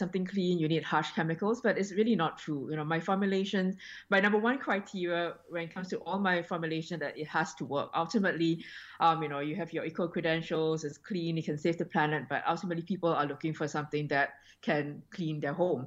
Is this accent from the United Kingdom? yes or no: no; Singapore; now in Australia; I was born and raised in Singapore